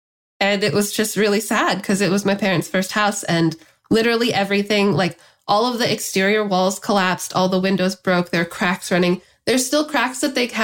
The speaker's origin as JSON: {"language": "English", "town": "Los Angeles", "region": "California", "country": "United States", "tie": "born or raised there", "said": "I grew up in the San Fernando Valley."}